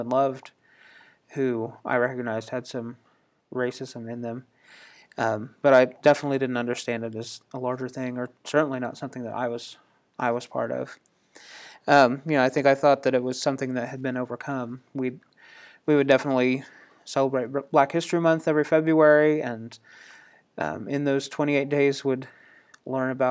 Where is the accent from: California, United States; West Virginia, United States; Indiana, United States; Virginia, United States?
Indiana, United States; I grew up in Indiana, which is part of the North